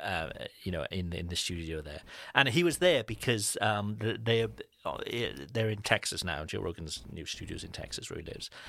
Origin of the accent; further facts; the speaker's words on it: Cardiff, Wales, United Kingdom; far from my hometown in Cardiff